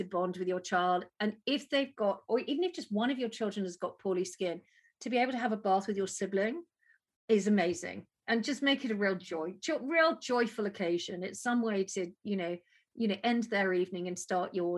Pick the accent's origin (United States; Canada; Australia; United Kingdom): United Kingdom; we're British